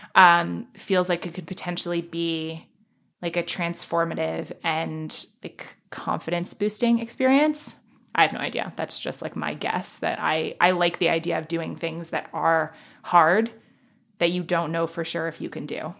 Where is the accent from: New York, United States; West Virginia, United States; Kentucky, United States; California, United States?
New York, United States; New York City; I grew up in Manhattan